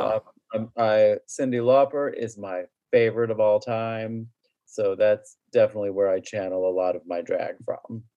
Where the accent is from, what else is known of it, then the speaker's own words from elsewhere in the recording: Tavares, Florida, United States; also born or lived in Winter Park, Florida; grew up in Lake County, Tiberias in particular